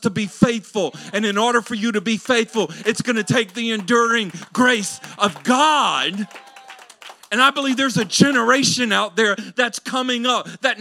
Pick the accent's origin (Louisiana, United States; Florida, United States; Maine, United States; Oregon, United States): Louisiana, United States; I grew up in Louisiana